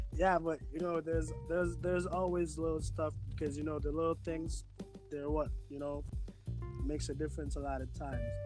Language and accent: English; Montego Bay, Saint James, Jamaica; I'm from Jamaica, St. James, Montego Bay.